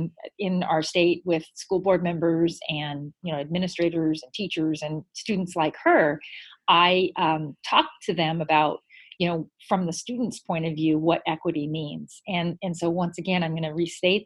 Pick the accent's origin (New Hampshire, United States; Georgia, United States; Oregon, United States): Oregon, United States; Klamath Falls; moved away as an adult; now in Buckeye, United States; I am from Oregon. I grew up in a small town. The name of the town is Klamath Falls, and I've been out in Buckeye, Arizona now going on almost 10 years